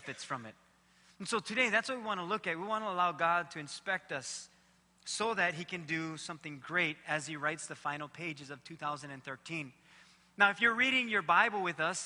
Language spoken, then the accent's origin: English; Waimanalo, Hawaii, United States; I grew up in Waimanalo